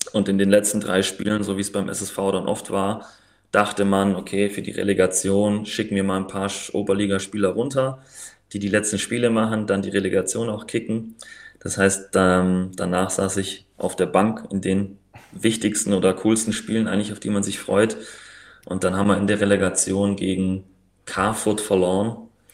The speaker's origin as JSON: {"language": "German", "town": "Riedlingen", "region": "Baden-Württemberg", "country": "Germany", "also_born_or_lived": "Pfrondorf", "moved": "as an adult", "lives_now": "Tübingen, Germany", "said": "Ich komme aus Riedling, also Geburtsort von Mario Gomez. Mario Gomez. ja. Wer das kennt, also Landkreis Biberach und bin dann nach dem Abi nach Tübingen"}